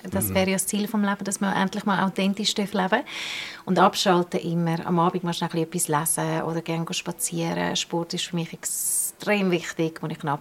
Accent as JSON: {"language": "German", "region": "Bern", "country": "Switzerland", "tie": "born there", "said": "Ich bin gebürtige Bernerin."}